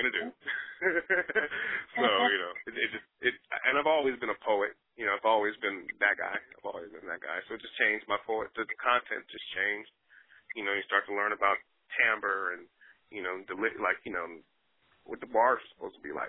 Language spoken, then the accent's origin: English; Newark, New Jersey, United States; I was born in New Jersey, baby. Brick City, stand up